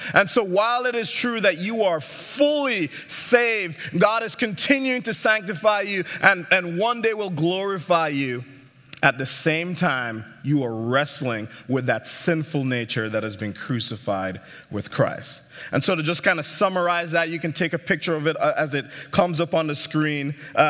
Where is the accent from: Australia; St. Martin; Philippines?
St. Martin; also born or lived in Jamaica; I grew up in the Caribbean, as you can tell by my accent. I was born in Jamaica, and then I grew up in St. Martin, Eastern Caribbean.